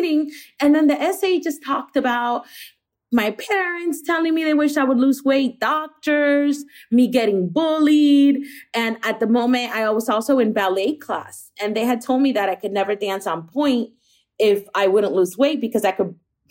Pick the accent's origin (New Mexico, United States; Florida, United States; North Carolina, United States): Florida, United States; Miami; growing up in Miami, where it's a very, very bilingual city